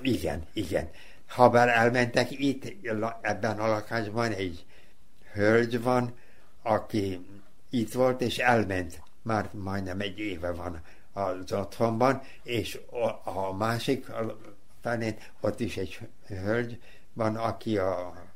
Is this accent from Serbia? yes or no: yes; Novi Sad, Vojvodina, Serbia; ott voltam a, a kórházal szemben, Futaki utcán, ott, ott is születtem.